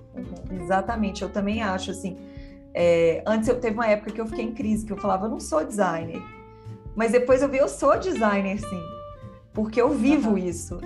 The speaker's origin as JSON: {"language": "Portuguese", "town": "Belo Horizonte", "region": "Minas Gerais", "country": "Brazil", "said": "Eu sou de Belo Horizonte"}